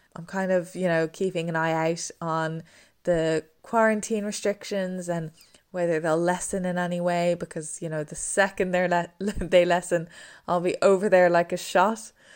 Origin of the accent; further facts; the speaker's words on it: Dublin, Leinster, Ireland; moved away as an adult; now in England; we're from Dublin, but we go down to Wexford in the summer